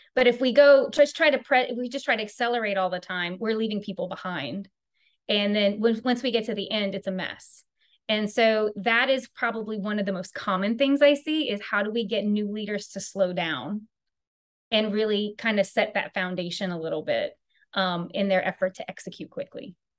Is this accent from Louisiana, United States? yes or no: yes; Louisiana, United States; I am from Louisiana, so I am truly a good Cajun Southern girl